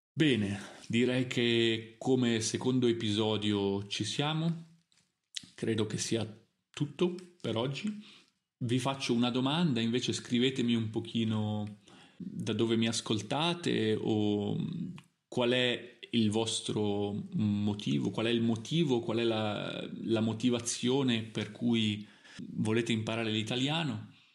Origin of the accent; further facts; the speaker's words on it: Italy; also born or lived in Milan / Germany; io sono italiano, quindi l'Italia è il mio paese natale, perché sono nato in Italia